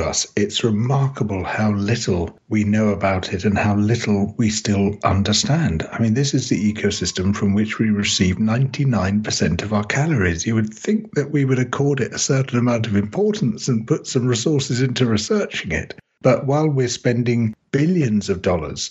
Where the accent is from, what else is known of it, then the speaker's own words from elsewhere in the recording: United Kingdom; I came from the United Kingdom